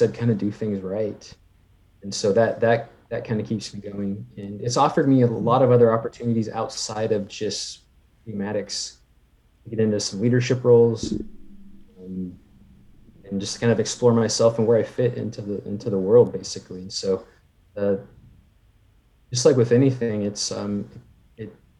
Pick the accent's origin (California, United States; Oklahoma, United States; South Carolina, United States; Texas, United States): California, United States; moved away as an adult; now in Oregon, United States; I was a big outdoors person where I grew up in California